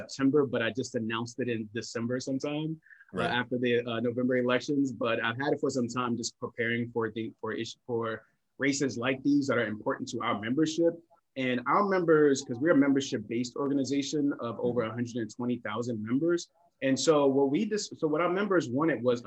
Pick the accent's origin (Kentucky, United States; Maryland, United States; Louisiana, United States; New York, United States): Maryland, United States; Prince George's County; we grew up in Prince George's County, lived inside the Beltway, lived outside the Beltway, lived in public housing, lived in different places